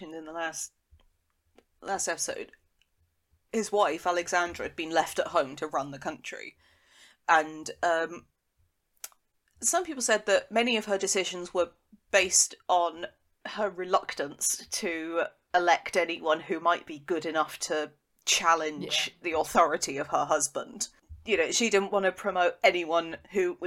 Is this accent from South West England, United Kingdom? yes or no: yes; Devon, South West England, United Kingdom; I'm from Devon